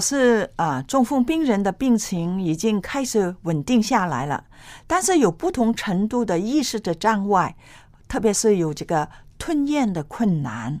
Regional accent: China; 我们中国人

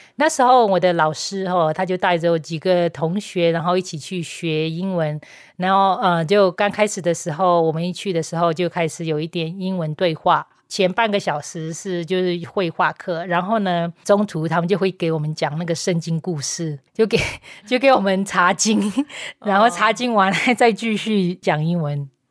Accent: Myanmar; Chinese is a second language; moved away as an adult; also born or lived in Taiwan; 我在缅甸出生

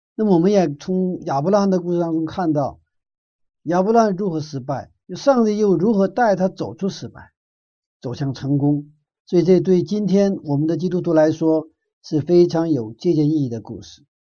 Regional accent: Northeast China, China; moved away; 我住在东北以前， 我小的时候在东北长大的

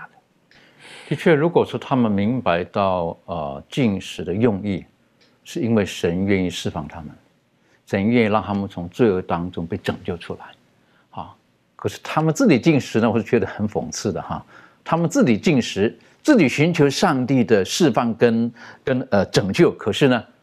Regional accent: China; 特别对于我们中国人而言

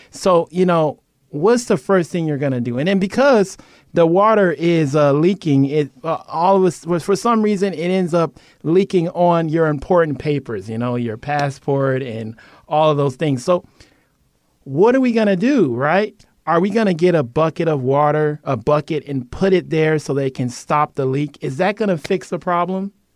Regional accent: Cleveland, Ohio, United States; now in Guam; We are from Cleveland, Ohio.

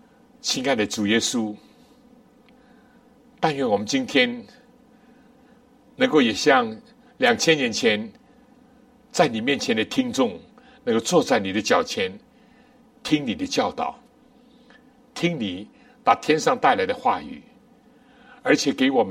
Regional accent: China; 我们中国人不难理解。我们小的时候什么咸蛋啊，鸡蛋、鸭蛋

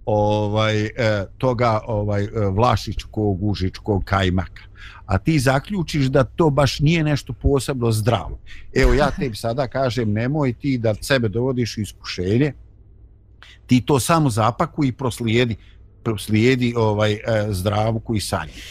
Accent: Bosnia & Herzegovina; kod nas u Bosni

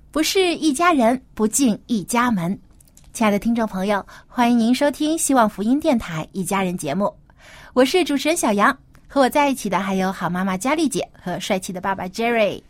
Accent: China; 我们中国人是非常注重这个家庭观

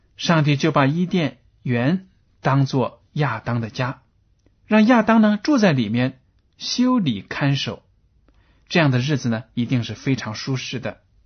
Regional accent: China; 我们中国人

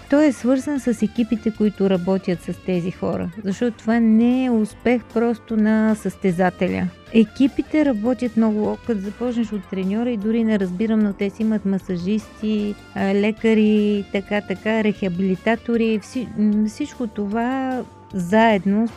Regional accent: Northwestern Bulgaria, Bulgaria; Това в северо-запада, нали, в моя роден град е толкова типично

